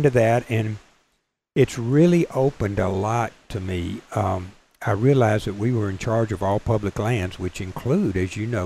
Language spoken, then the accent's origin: English; Vicksburg, Mississippi, United States; We were we were raised in Vicksburg. Okay. okay. My parents were there from there and all that other stuff, and we've been there forever and ever